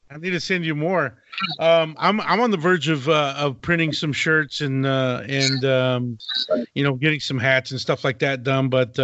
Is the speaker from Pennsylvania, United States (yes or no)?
no; Abilene, Texas, United States; also born or lived in Lubbock, Texas; I'm from the area. I grew up in Abilene and went to school at Texas Tech in Lubbock.